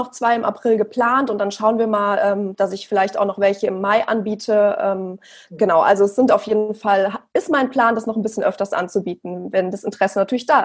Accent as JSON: {"language": "German", "town": "Frankfurt", "region": "Hesse", "country": "Germany", "said": "Also ich bin, wie gesagt … Ich bin 32 Jahre alt und ich komme aus Frankfurt."}